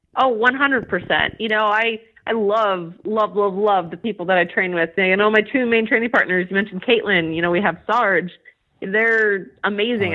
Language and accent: English; California, United States; also born or lived in Utah; now in New Jersey, United States; I'm from California originally